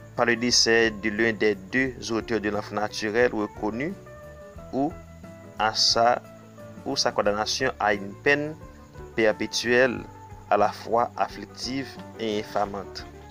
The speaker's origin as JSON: {"language": "French", "country": "Haiti", "said": "Je suis haïtien"}